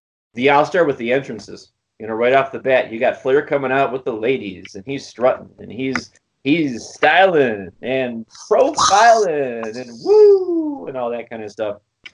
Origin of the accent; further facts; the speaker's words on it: Buffalo, New York, United States; near my hometown of Buffalo.